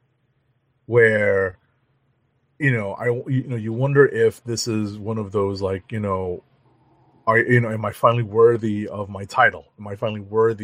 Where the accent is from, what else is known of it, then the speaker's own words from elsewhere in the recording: New York City, New York, United States; as a New Yorker, as a native New Yorker